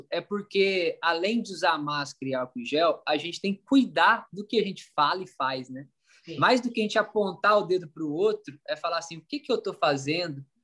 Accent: Minas Gerais, Brazil; Porque eu sou mineiro, conheci … com 14 anos

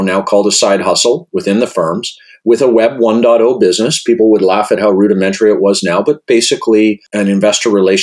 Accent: Regina, Saskatchewan, Canada; moved away as an adult; also born or lived in Victoria, British Columbia / Halifax, Nova Scotia; I grew up in Regina, Saskatchewan

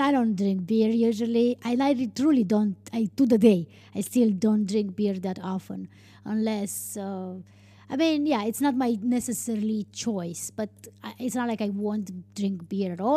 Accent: Romania; English is a second language; in Dublin was probably the first time when, when I was telling people that I'm from Romania.

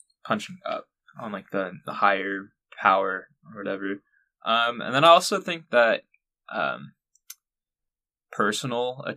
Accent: Long Beach, California, United States; my hometown of Long Beach, California

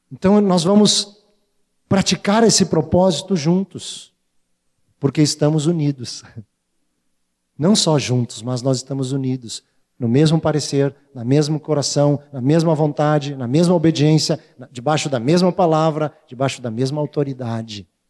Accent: Porto Alegre, Rio Grande do Sul, Brazil; eu sou, eu sou porto-alegrense

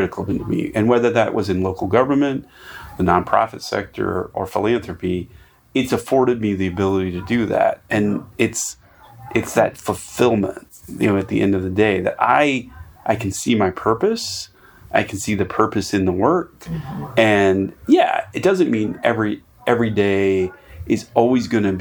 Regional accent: North Carolina, United States; I grew up rural. Okay. I grew up in North Carolina

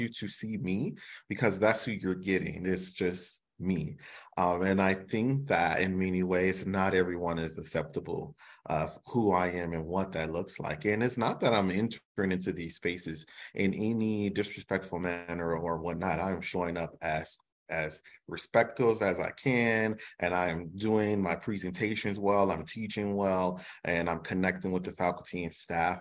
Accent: Chicago, Illinois, United States; growing up in Chicago

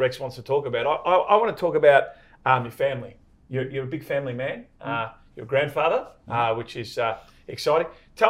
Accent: Melbourne, Victoria, Australia; But as a kid, I grew up in Essendon, as you know, and I'm very proud of the fact that I live in the Toorak of the North

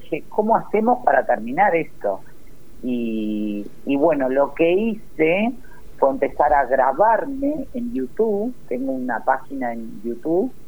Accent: Berazategui, Buenos Aires Province, Argentina; yo soy de Verazategui, zona sur de la provincia de Buenos Aires

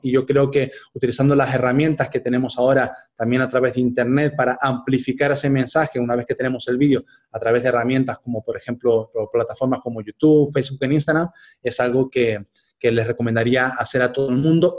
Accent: Spain; moved away as an adult; cuando yo volviera a España

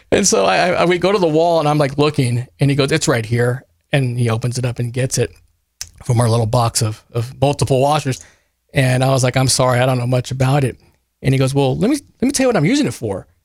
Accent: Kerrville, Texas, United States; I am from Kerrville. I graduated from Tybee in ninety-six

